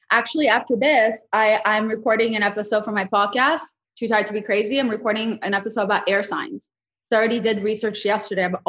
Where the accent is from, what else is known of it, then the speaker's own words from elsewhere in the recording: Russia; I'm from Russia, but I'm I'm Jewish, so definitely my experience in Russia is a little different.